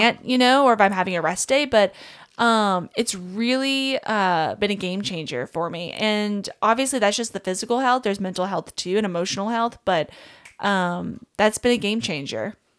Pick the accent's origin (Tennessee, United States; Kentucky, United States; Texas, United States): Kentucky, United States; I grew up in Kentucky, small town, absolutely love where I'm from